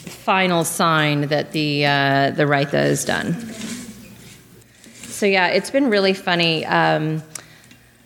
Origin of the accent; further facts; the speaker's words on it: Lexington, Kentucky, United States; I grew up in Lexington, Kentucky